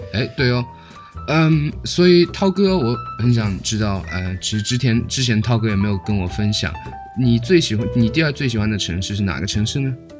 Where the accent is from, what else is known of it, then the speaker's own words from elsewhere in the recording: China; also born or lived in United States; now in Germany; 我是来自中国的